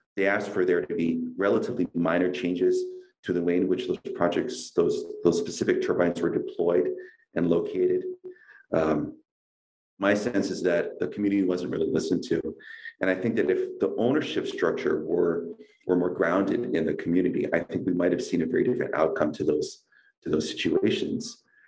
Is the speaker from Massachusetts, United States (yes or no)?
no; Kaneohe, Hawaii, United States; also born or lived in Kalihi Valley; I grew up in Kaneohe